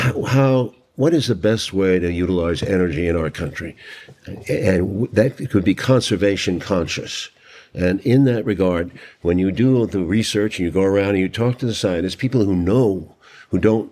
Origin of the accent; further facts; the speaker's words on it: New York City, New York, United States; I was raised that way in New York City by my father